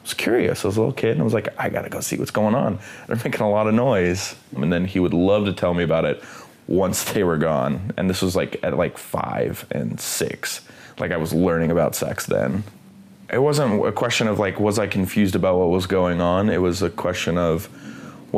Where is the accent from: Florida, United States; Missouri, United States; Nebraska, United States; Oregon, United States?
Missouri, United States; Columbia; I am from Columbia, Missouri